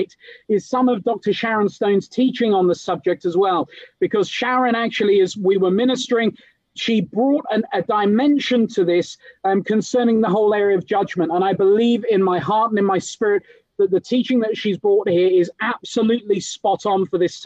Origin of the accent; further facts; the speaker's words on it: England, United Kingdom; now in London, United Kingdom; I might be British, but I'm the son of a Kenyan preacher